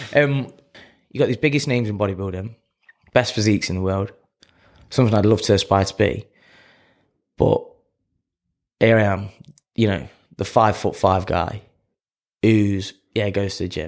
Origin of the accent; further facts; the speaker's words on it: Clifton, United Kingdom; I'm a kid from Clifton